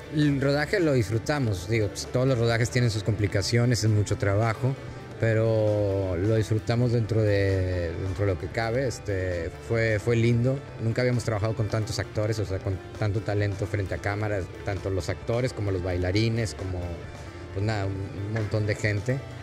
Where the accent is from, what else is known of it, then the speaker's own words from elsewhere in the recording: Mexico; Yo soy mexicano